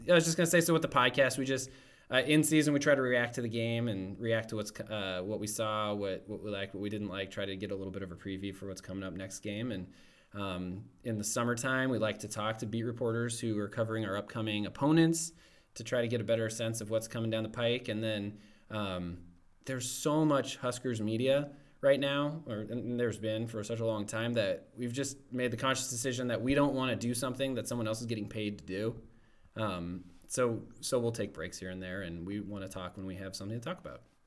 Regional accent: Omaha, Nebraska, United States; I grew up in Omaha

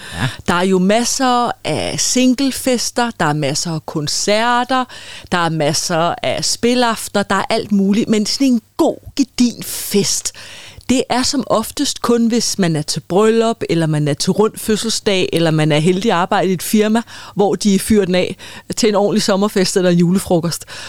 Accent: Copenhagen, Capital Region of Denmark, Denmark; inde i Boldenskov i København, hvor jeg er fra

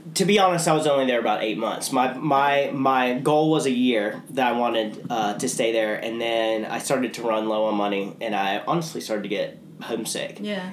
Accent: St. Simons Island, Georgia, United States; I grew up on St. Simon's

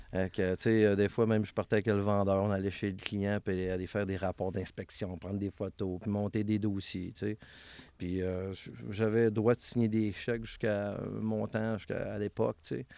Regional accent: Valleyfield, Quebec, Canada; je suis né à Villevanie, dans un euh, quartier qui appelait ça le Parc Minoun

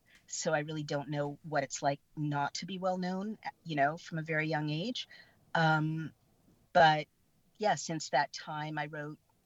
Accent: San Francisco, California, United States; I was born in San Francisco, and I grew up in the Haight-Ashbury

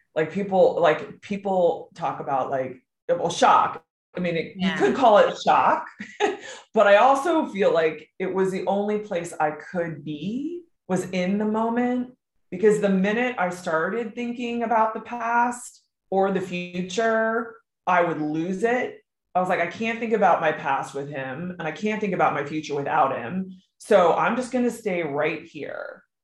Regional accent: Maryland, United States; I grew up in Maryland

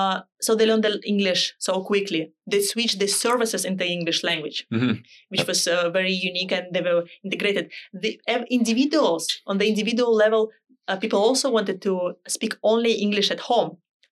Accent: Canada; Okay, so I can say I'm a Canadian with Dutch roots. Yes, we have Dutch roots.

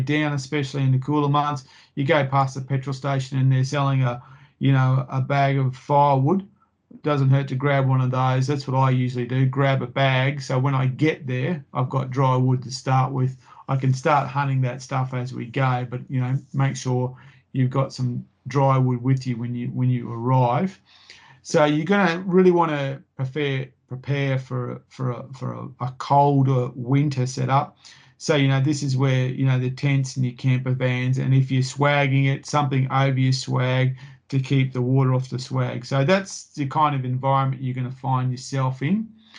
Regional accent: Queensland, Australia; So, you know, as a Queenslander, you're going to be thermally challenged there.

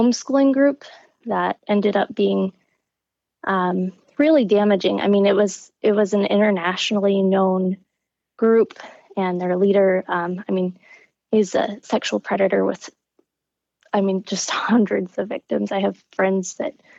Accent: Midwest, United States; I grew up in the Midwest

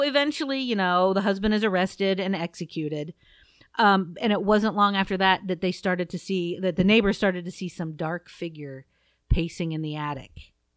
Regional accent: Southeast Ohio, United States; I'm from Southeast Ohio, and not all that far from Egypt Valley, which is very near Saint Clairsville

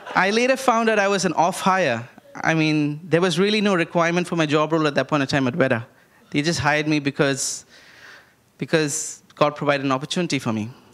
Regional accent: India; I grew up in India

